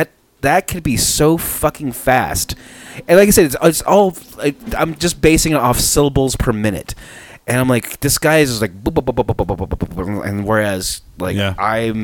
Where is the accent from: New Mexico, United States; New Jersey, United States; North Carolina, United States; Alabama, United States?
New Mexico, United States; Albuquerque; It's like, where are you guys from? It's like, we're from Albuquerque.